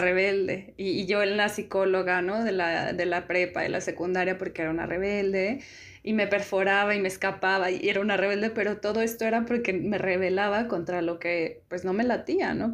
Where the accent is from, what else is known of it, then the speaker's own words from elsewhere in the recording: San Luis Potosí, Mexico; yo soy de San Luis Potosí